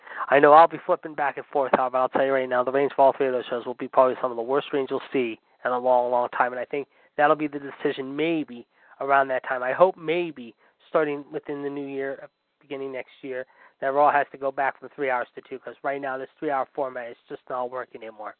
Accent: Pittsburgh, Pennsylvania, United States; my hometown of Pittsburgh.

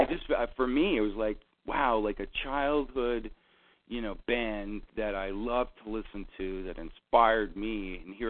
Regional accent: Canada; I'm Canadian. And there's so much snow, and it's so cold up here.

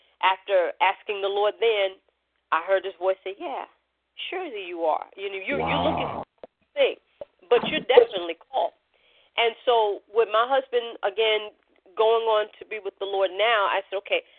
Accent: New York, United States; we're from New York

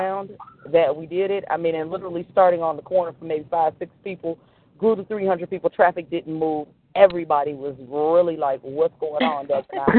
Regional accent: Chicago, Illinois, United States; I still say us, even though I'm not living there right now, but I am born and raised in Inglewood

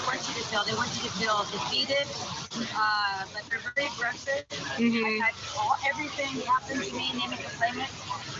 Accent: Sheridan, Oregon, United States; I'm from Sheridan, Oregon.

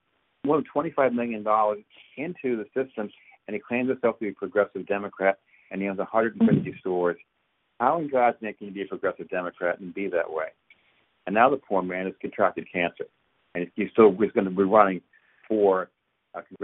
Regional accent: New York, United States; also born or lived in Massachusetts / Connecticut; now in Maryland, United States; I was raised in New York, and I live in Maryland.

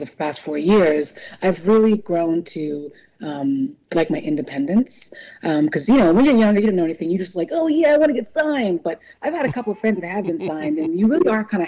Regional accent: New Orleans, Louisiana, United States; also born or lived in California / New York / Chicago; now in Philadelphia, United States; I was raised in New Orleans, Louisiana. So always Nola girl for life

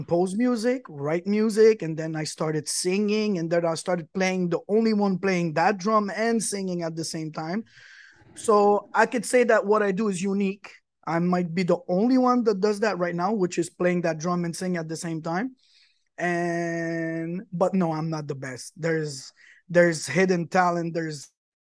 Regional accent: Quebec, Canada; also born or lived in Lebanon; I'm originally from Lebanon. My parents are Lebanese. I'm born Canadian. I'm Canadian from Quebec. I'm Quebecois.

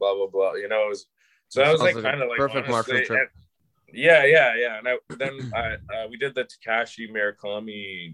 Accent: Calgary, Alberta, Canada; I grew up in Calgary

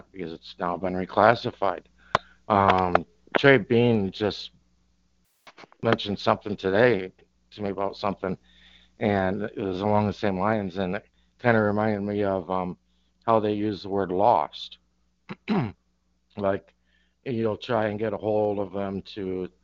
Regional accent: Northern Michigan, United States; also born or lived in Southern Florida; now in Florida, United States; I grew up in Northern Michigan

